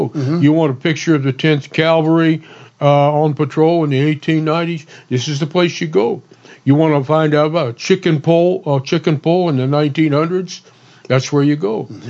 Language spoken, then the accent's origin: English; Ruidoso, New Mexico, United States; growing up in New Mexico, and I'm down, you know, Ruidoso is down in the south central part of the state